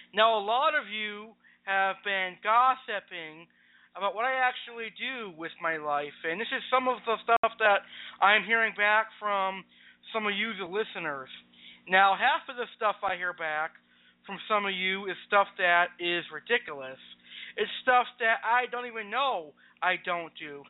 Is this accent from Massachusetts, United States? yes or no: yes; Springfield, Massachusetts, United States; also born or lived in Tampa, Florida; I was born on August 15th, 1993, right here in my home city of Springfield, Massachusetts. I am a Springfield, Massachusetts resident for life